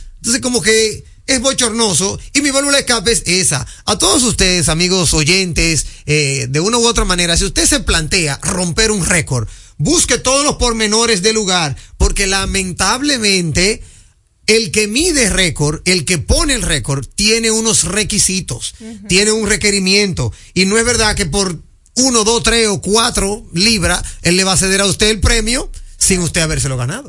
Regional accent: Dominican Republic; somos dominicanos

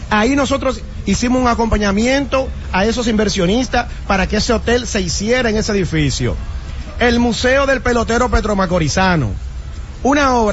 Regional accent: San Pedro de Macorís, Dominican Republic

